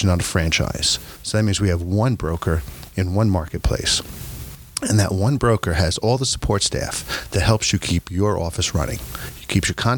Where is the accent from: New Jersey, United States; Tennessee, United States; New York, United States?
New York, United States; I'm a New Yorker.